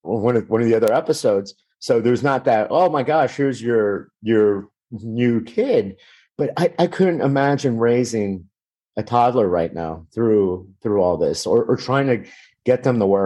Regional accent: Miami, Florida, United States; also born or lived in Louisiana; I was born and raised in Miami.

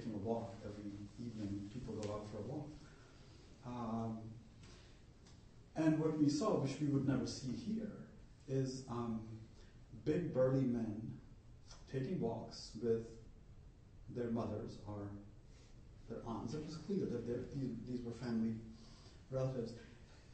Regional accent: India; now in United States; I'm from India

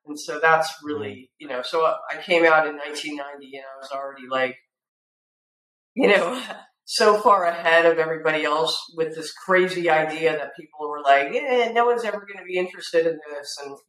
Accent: California, United States; that I had a film background, I came from California

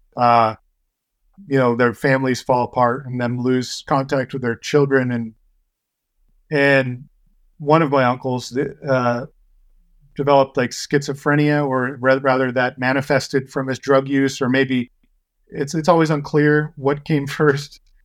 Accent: Paso Robles, California, United States; I grew up in Paso Robles

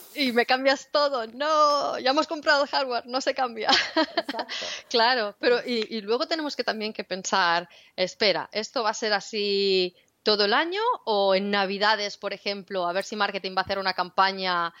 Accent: Spain; Y yo soy de España

